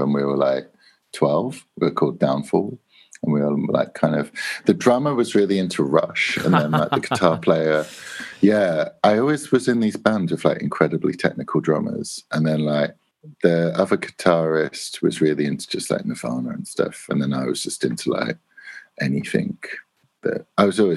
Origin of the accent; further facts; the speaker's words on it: Spalding, East Midlands, United Kingdom; I grew up in a town called Spalding, like the basketball, and it's in South Lincolnshire